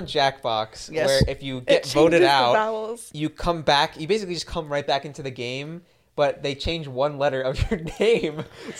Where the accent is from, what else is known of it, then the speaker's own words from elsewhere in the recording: New York, United States; I'm from New York